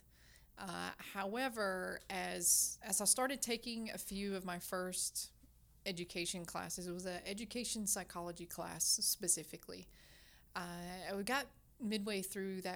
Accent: Kentucky, United States; I grew up about an hour and a half in the state of Kentucky on a farm

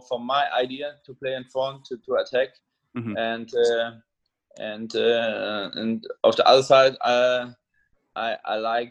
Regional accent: East Germany, Germany; English is a second language; also born or lived in Hamburg; now in Hannover, Germany; I played for my hometown in East Germany, and then I moved to Hamburg

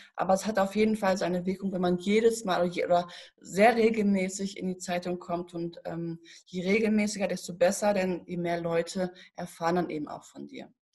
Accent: Paderborn, North Rhine-Westphalia, Germany; ich komme aus Paderborn, tatsächlich, Paderborner Land. Und ich habe hier in Paderborn eine Ausbildung gemacht

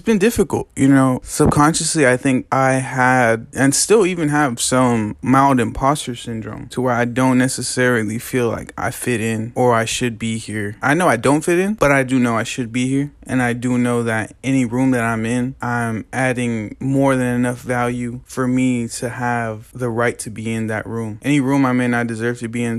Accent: Lamont, California, United States; Growing up in Lamont is a really funny thing

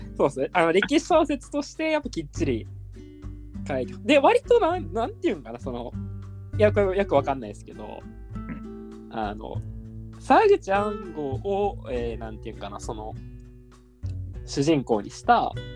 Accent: Wakayama, Japan; 僕、和歌山県出身

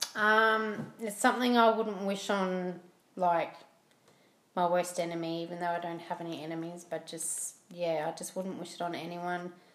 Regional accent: Port Macquarie, New South Wales, Australia; moved away; also born or lived in Blacktown / Mount Druitt; I grew up in Port Macquarie and um, small beachy town, which I love. It's still home to me.

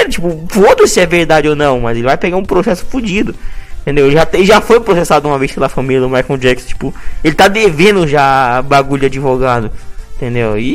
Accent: Porto Alegre, Rio Grande do Sul, Brazil; esse é por os vacilão. Eu sou de Porto Alegre, a mulherada me adora.

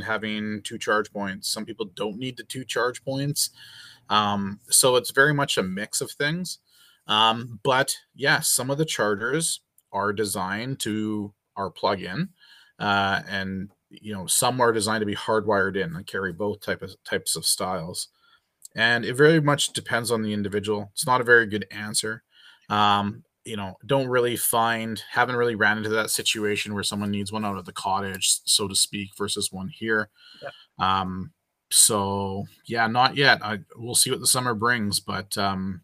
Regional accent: Canada; being a Canadian

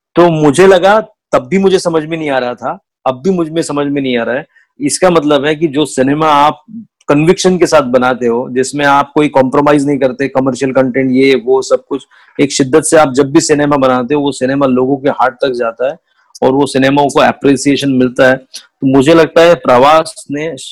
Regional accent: Nagpur, Maharashtra, India; मैं उस एरिया से आता हूँ जहाँ सब कुछ पैसों के दम पे तोला जाता है

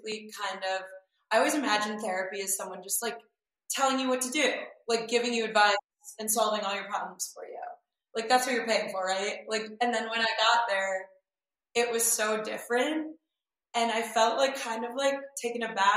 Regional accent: Michigan, United States; moved away; also born or lived in New York / Los Angeles; I grew up in Michigan and in a small town

